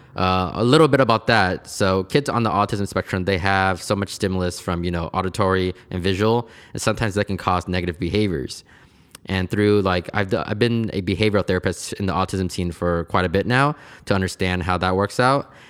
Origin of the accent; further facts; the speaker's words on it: Portland, United States; I was born here in Portland, and I've pretty much have been here my whole entire life